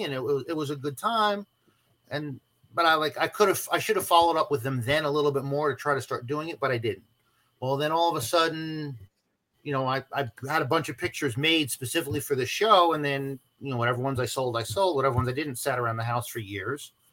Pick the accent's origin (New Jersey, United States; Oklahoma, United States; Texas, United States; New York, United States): Texas, United States; Dayton; my hometown of Dayton, Texas